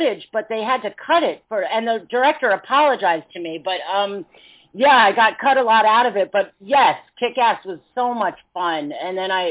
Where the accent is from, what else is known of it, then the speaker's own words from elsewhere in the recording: New York City, New York, United States; now in Los Angeles, United States; I grew up in New York City, so it's literally in Manhattan